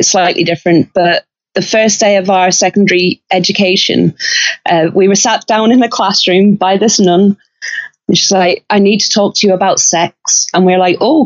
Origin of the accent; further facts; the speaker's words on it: Northern Ireland, United Kingdom; accent: Irish; moved away; I grew up in in one of the parts of Ireland that wanted to stay with Southern Ireland